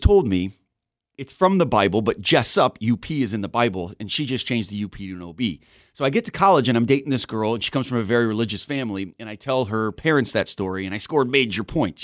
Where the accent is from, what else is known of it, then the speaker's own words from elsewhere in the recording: Southern California, United States; also born or lived in Wisconsin Rapids, Wisconsin / Wausau, Wisconsin / Arizona; now in Wisconsin, United States; I was born in Rapids, uh, and then we moved to California when I was five, so I grew up in Southern California